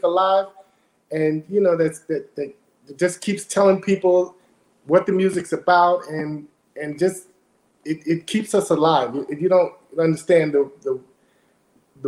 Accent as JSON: {"language": "English", "town": "New York City", "region": "New York", "country": "United States", "said": "I'm coming from Brooklyn"}